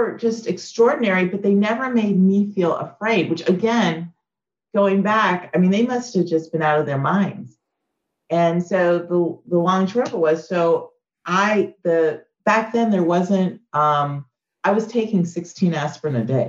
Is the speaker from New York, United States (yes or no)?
yes; New York, United States; it didn't matter that I was different or I was from New York